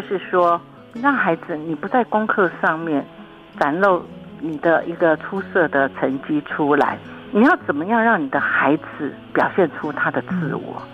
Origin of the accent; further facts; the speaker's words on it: Taiwan; 我们台湾人